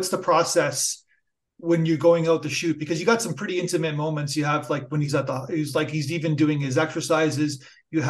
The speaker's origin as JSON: {"language": "English", "country": "Canada", "said": "I'm Canadian"}